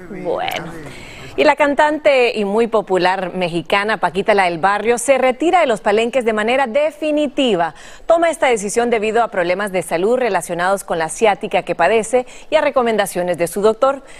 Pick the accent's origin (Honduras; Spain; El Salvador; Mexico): Honduras; nosotros los hondureños